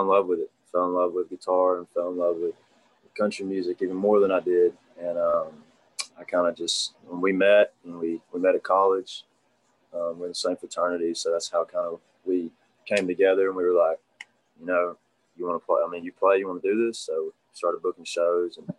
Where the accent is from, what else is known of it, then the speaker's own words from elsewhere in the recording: White Plains, Alabama, United States; I'm from White Plains, Alabama, small town.